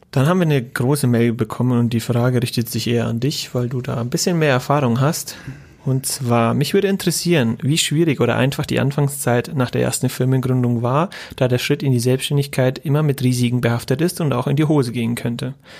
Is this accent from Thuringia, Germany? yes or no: no; Bavaria, Germany; accent: Franconian; Eher Fränkisch